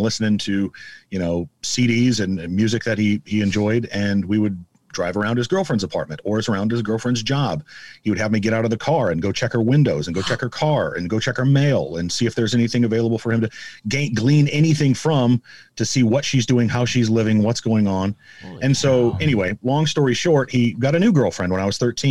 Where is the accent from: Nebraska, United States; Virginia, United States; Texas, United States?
Nebraska, United States; Omaha; born and raised in Omaha, went to 11 public schools in 13 years and graduated from Benson High School